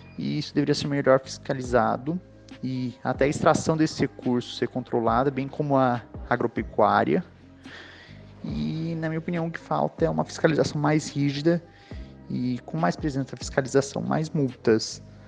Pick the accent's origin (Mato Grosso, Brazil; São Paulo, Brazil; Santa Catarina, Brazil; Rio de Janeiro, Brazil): Mato Grosso, Brazil; Cuiabá; eu sou de Cuiabá, Mato Grosso